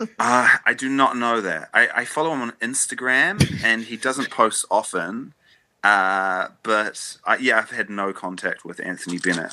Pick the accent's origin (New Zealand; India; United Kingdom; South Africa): New Zealand; as a New Zealander